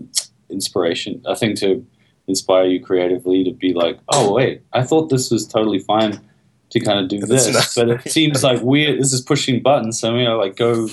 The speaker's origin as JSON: {"language": "English", "country": "New Zealand", "moved": "yes", "lives_now": "United States", "said": "whenever I go back to New Zealand"}